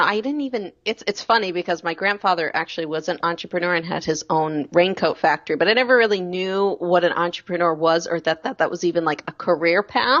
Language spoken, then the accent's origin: English; Medford, Massachusetts, United States; Yeah, so I'm from Boston. I was born just north of the city. I grew up in Medford my entire life.